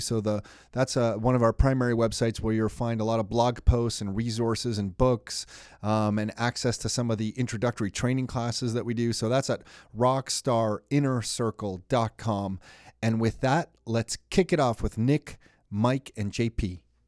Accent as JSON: {"language": "English", "town": "Mississauga", "region": "Ontario", "country": "Canada", "tie": "born or raised there", "said": "We grew up in Mississauga"}